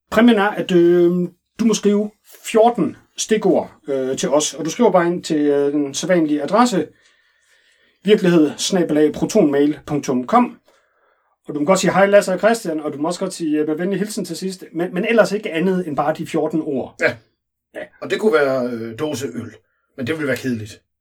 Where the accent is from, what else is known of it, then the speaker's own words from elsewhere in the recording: Vejle, Southern Denmark, Denmark; now in Copenhagen, Denmark; Jeg kommer oprindeligt fra Vejle, men har boet i København en del år, oven i købet på Østerbro.